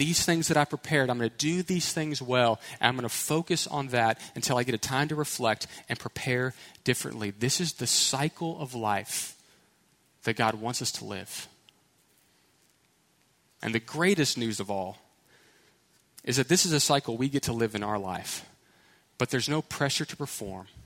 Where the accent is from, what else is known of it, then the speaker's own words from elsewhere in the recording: Houston, Texas, United States; I was from Houston, right? So city slickers, suburbs, never hiked a mountain